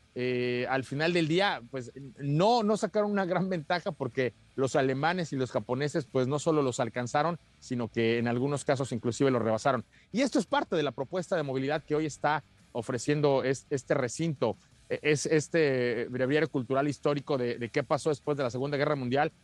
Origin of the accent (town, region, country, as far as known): Mexico